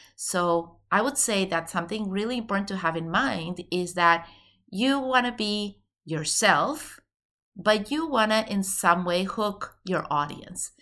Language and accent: English; Venezuela; moved away; I'm originally from Venezuela